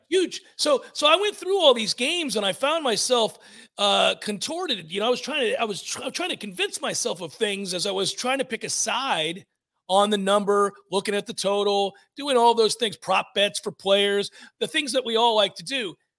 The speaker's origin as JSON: {"language": "English", "town": "Tampa", "region": "Florida", "country": "United States", "tie": "born or raised there", "said": "my childhood team, um, my hometown"}